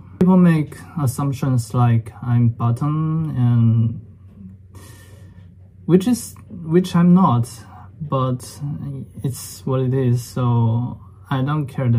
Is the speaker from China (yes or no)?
yes; China; I was born and raised in China. Currently, I'm living in Guangzhou, and I've spent most of my 24 years long life living in China, except several months abroad for study.